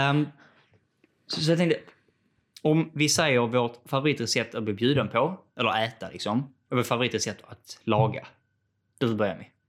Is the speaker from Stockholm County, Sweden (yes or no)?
no; Skåne, Sweden; accent: Scanian; när jag pratar själv och hör mig själv prata så tycker jag inte det är skånska